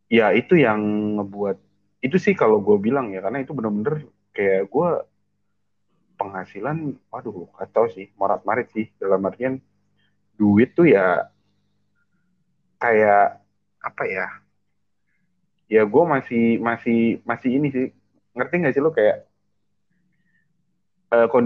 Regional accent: Indramayu, West Java, Indonesia; di kampung di, di, uh, di kampung gue di Indramayu

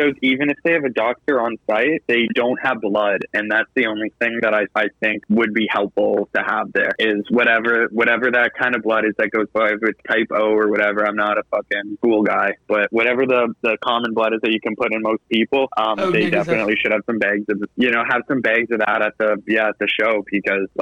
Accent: Canada; I'm from Canada

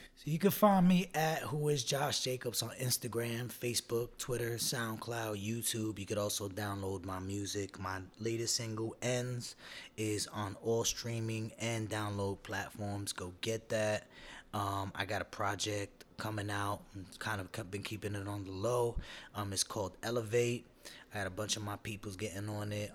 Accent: New York City, New York, United States; I'm from Brooklyn

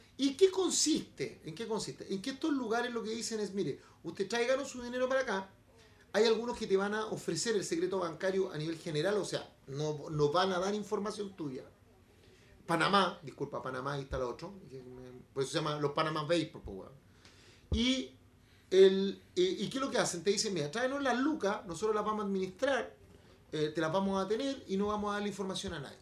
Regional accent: Chile; Los chilenos somos xenófobos, los chilenos somos racistas

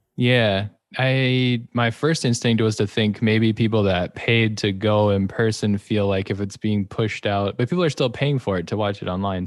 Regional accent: Wisconsin, United States; I'm also from Wisconsin

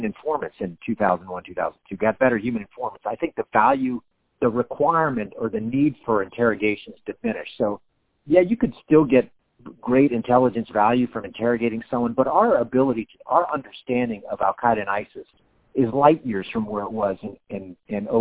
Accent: Miami, Florida, United States; moved away; My hometown

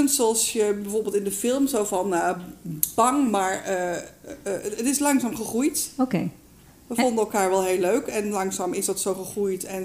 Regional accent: Utrecht, Netherlands; also born or lived in Nieuwegein; ik ben uh, naar Nieuwegein verhuisd met mijn ouders. Ik kom uit Utrecht, dus daar ben ik opgegroeid.

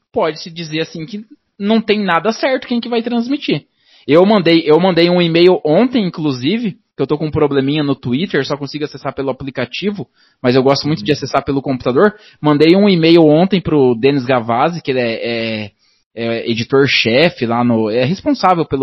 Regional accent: Paraná, Brazil; É, o Dazon, infelizmente, é, eu sou do Paraná aqui

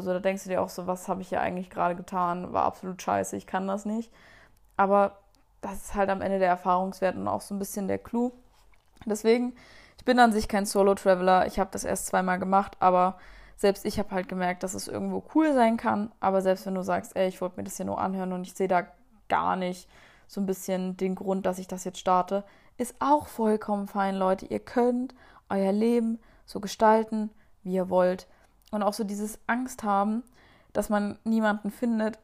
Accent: Germany; da waren wir irgendwie so eine deutsche Gruppe

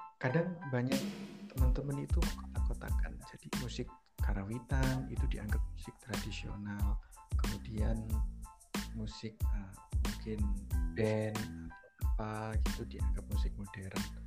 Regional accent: Java, Indonesia; saya orang Jawa background dari kesenian Jawa

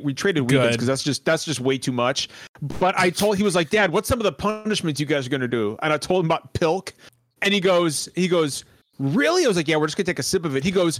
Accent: Chicago, Illinois, United States; accent: Midwestern; I'm from Chicago.

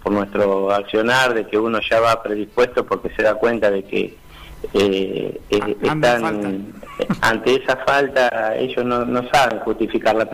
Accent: Argentina; que hoy por hoy como ciudadanía y como pueblo argentino somos nosotros eh, quienes eh, tomamos la iniciativa de salir de esta situación adelante

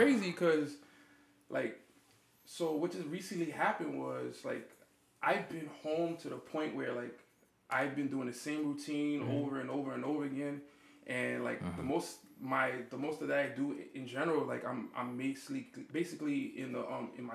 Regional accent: New York City, New York, United States; now in Queens, United States; I'm from Brooklyn

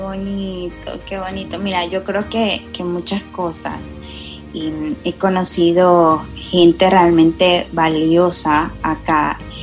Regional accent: El Salvador; moved away as an adult; now in Panama; yo soy salvadoreña

